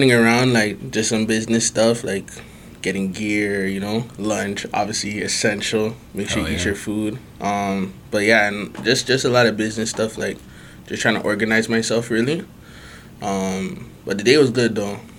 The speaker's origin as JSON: {"language": "English", "town": "Brampton", "region": "Ontario", "country": "Canada", "tie": "born or raised there", "also_born_or_lived": "British Columbia", "said": "I wasn't born in Brampton, but I was there from like, super young. I was born in British Columbia, and I probably moved out to Brampton. I was, like, two. So I'm from Brampton, grew up Brampton."}